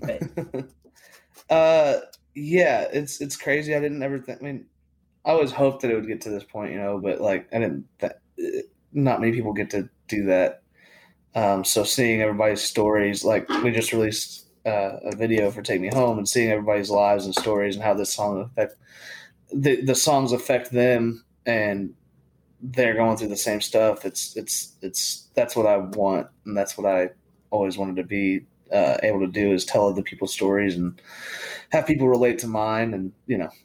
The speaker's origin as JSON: {"language": "English", "town": "Prosper", "region": "Texas", "country": "United States", "tie": "born or raised there", "said": "I grew up in Prosper, Texas. Uh, K through twelve, I was there the entire time"}